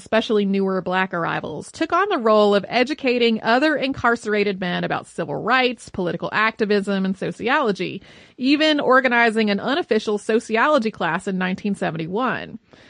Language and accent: English; Marion, Massachusetts, United States; now in Newport, United States; I grew up in Marion, Massachusetts, which is the town the captain of the Mary Celeste, Benjamin Briggs, was also from.